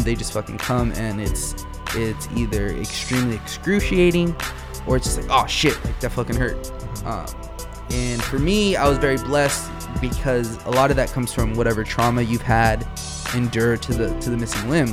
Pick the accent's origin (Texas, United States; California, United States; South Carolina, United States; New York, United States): California, United States; Wilmington; also born or lived in Boulder, Colorado; we're all from Wilmington.